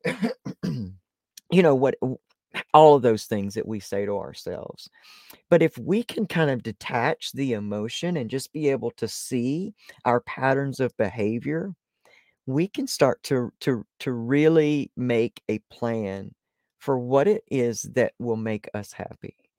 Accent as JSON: {"language": "English", "region": "Deep South", "country": "United States", "tie": "born or raised there", "said": "I was born in the Deep South"}